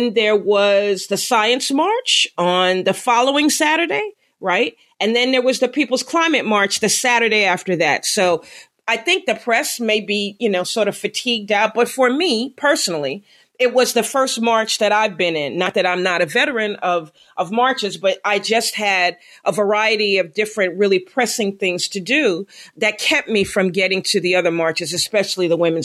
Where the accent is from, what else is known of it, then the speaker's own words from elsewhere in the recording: New York City, New York, United States; from New York City, from my hometown, from Sunset Park, Brooklyn